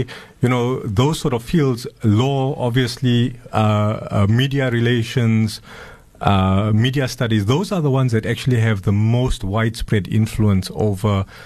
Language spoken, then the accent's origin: English; South Africa; South African citizens